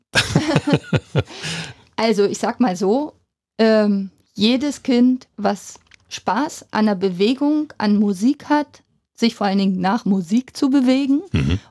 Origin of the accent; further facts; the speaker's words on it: Finsterwalde, Brandenburg, Germany; also born or lived in Munich; now in Cottbus, Germany; bin aus Finsterwalde, habe in Finsterwalde mein Abi gemacht